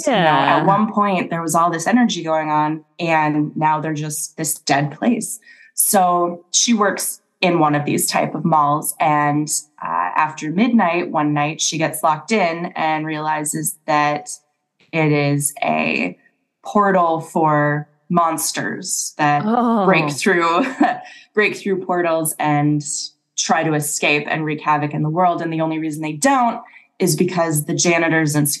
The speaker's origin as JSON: {"language": "English", "region": "Minnesota", "country": "United States", "tie": "born or raised there", "said": "I grew up in Minnesota"}